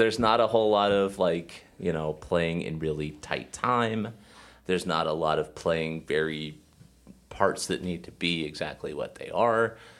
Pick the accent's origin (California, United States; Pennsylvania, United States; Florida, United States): Pennsylvania, United States; Erie; I'm from Erie